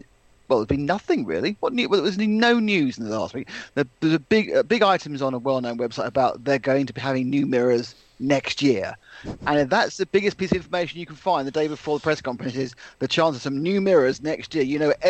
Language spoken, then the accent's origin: English; England, United Kingdom; I'm from England